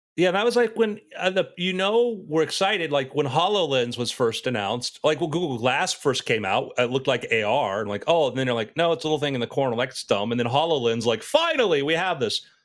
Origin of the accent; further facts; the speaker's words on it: South Florida, United States; I was around that age growing up in South Florida at that time